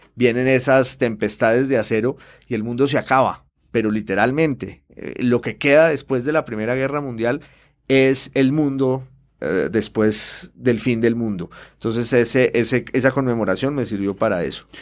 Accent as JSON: {"language": "Spanish", "town": "Popayán", "region": "Cauca", "country": "Colombia"}